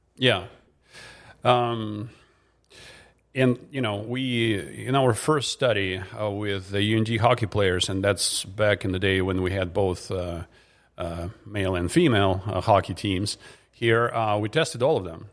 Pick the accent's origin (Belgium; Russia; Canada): Russia; moved away as an adult; now in Grand Forks, United States; I'm originally from Russia. In fact, I came here as the first, um, exchange student out of the Soviet Union back in nineteen ninety-two